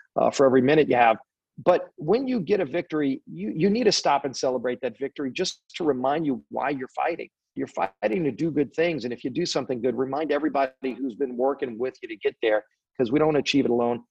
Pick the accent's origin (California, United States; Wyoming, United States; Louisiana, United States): Louisiana, United States; New Orleans; I come from New Orleans